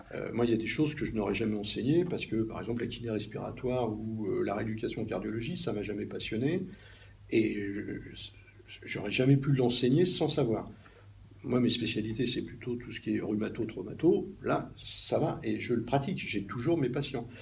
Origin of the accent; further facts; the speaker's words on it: Normandy, France; moved away; also born or lived in Paris region; en Normandie, qui est, mon pays d'origine